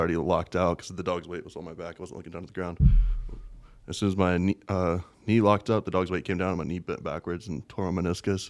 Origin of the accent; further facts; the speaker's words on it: West Virginia, United States; moved away as an adult; also born or lived in Las Vegas; West by God, Virginia. Born, raised in pretty much a little farm.